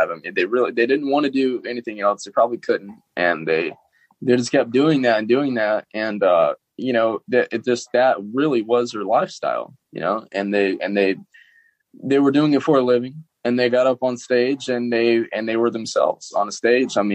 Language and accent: English; Jackson, United States; because we're you know we're from Jackson.